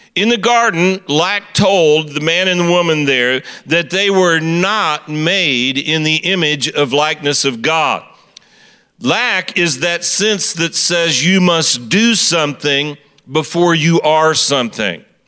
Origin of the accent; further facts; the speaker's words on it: Kansas City, Missouri, United States; I am from Kansas City, Missouri